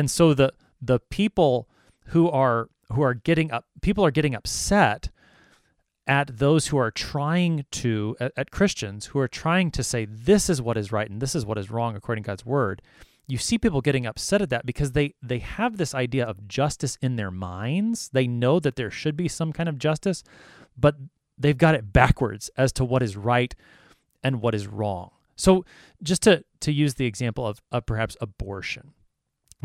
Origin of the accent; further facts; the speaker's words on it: United States; I am an American